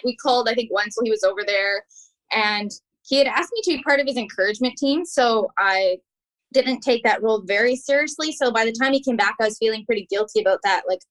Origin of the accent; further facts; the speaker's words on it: Abbotsford, British Columbia, Canada; also born or lived in Manitoba; I'm from Abbotsford